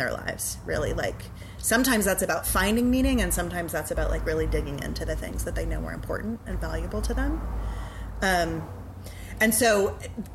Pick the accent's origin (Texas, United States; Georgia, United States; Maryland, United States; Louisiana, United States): Louisiana, United States; New Orleans; also born or lived in Chicago; I grew up in New Orleans. I went away for college, But other than that, I have lived here since I was two